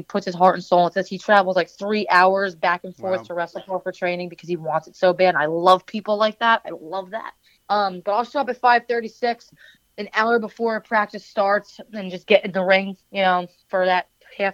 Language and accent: English; New Jersey, United States; I grew up in New Jersey. I didn't grow up anywhere else